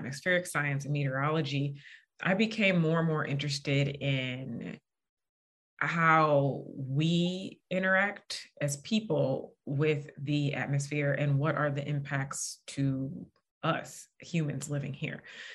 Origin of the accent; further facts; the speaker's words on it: St. Louis, Missouri, United States; moved away as an adult; also born or lived in Indiana / Washington, D.C.; I'm originally from St. Louis, Missouri